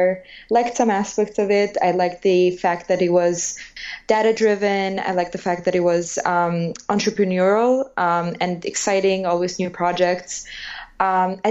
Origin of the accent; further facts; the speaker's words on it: Albania; English is a second language; moved away as an adult; now in United States; I'm from Albania